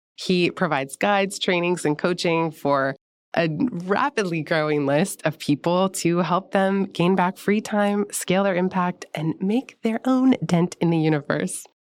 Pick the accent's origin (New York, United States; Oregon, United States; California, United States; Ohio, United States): California, United States; San Francisco; I grew up in San Francisco, right in the inner Richmond